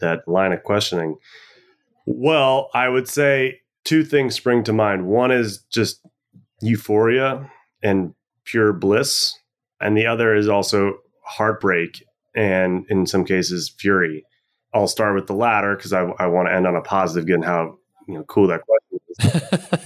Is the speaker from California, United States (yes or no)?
no; Washington, District of Columbia, United States; moved away as an adult; now in Freeport, Bahamas; growing up in Washington, D C